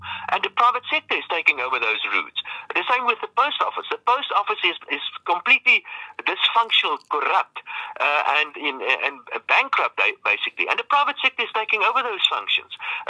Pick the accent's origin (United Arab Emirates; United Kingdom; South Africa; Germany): South Africa; That, I think, is a real great opportunity for being a South African.